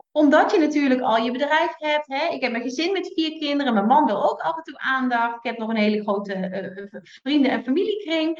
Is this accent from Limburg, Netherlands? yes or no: yes; Limburg, Netherlands; also born or lived in Utrecht / North Brabant; now in Drenthe, Netherlands; als Limburgse